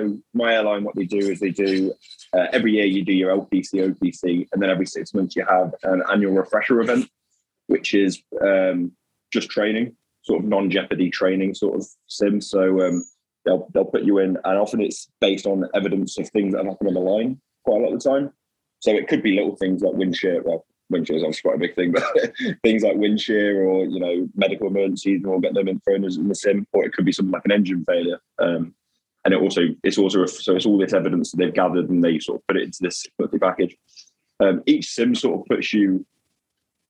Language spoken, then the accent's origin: English; the Midlands, England, United Kingdom; moved away; I'm from the Midlands originally